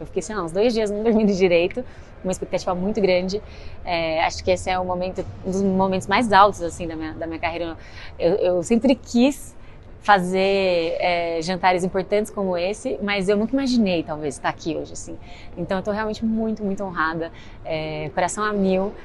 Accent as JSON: {"language": "Portuguese", "region": "interior of São Paulo", "country": "Brazil", "said": "Eu sou do interior de São Paulo"}